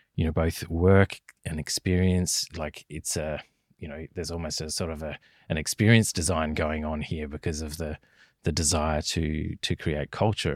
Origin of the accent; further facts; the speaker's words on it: southern Tasmania, Australia; accent: Australian; As you might guess from my accent, I'm recording this on Australian soil. My home is a small hamlet in southern Tasmania, just south of the city of Hobart.